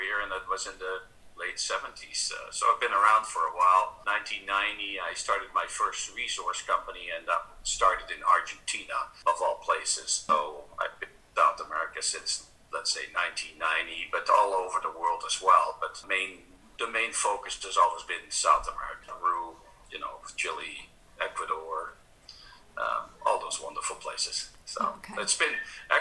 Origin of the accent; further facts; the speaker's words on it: Netherlands; moved away as an adult; now in Canada; I immigrated from Holland to Canada